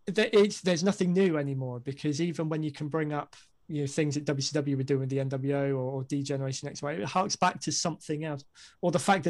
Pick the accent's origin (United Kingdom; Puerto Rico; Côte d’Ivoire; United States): United Kingdom; I'm a Brit